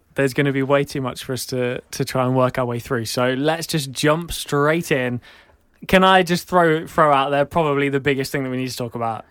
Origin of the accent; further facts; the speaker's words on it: England, United Kingdom; I'm from England.